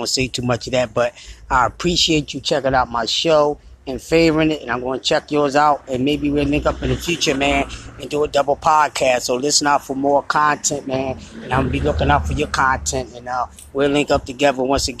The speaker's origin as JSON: {"language": "English", "town": "Philadelphia", "region": "Pennsylvania", "country": "United States", "said": "I'm from Philadelphia."}